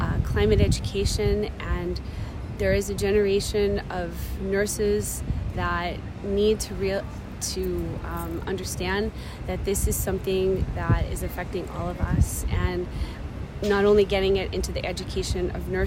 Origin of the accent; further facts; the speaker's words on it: United States; We are all from the United States